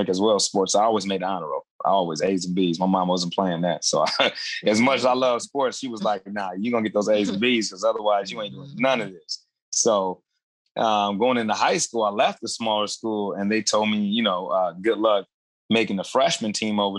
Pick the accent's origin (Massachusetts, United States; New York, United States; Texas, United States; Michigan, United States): Michigan, United States; Adrian; also born or lived in California / Toledo, Ohio; the same town that I grew up in Adrian, Michigan